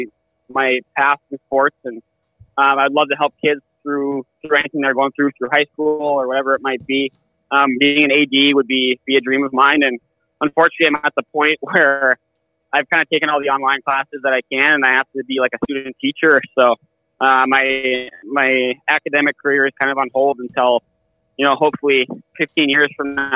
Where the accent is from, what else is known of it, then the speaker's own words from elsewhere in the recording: Minnesota, United States; accent: Minnesota; moved away as an adult; growing up in Minnesota